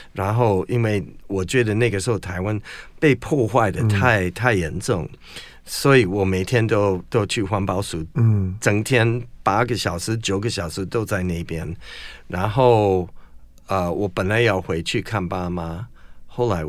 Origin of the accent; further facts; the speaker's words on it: United States; Chinese is a second language; now in Taiwan; 不过有一个问题，嗯，现在对世界最有影响力的国家，嗯，就是我祖国，就是美国。